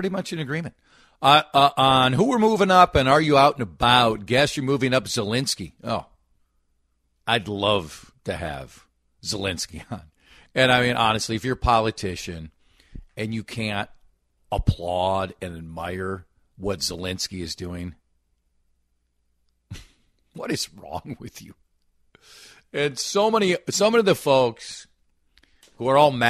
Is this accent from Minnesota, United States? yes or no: yes; Minnesota, United States; I'm a Minnesotan.